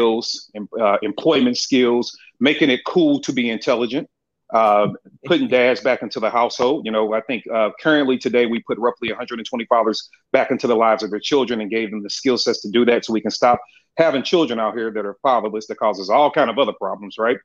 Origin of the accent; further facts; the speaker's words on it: St. Louis, Missouri, United States; moved away as an adult; now in Atlanta, United States; I'm from St. Louis, Missouri, born and raised. I've recently, mid last year, moved to Atlanta, Georgia, or the surrounding areas, if you will